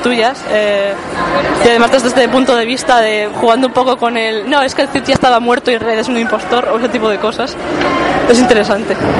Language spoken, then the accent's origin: Spanish; Burgos, Castile and León, Spain; siendo burgalés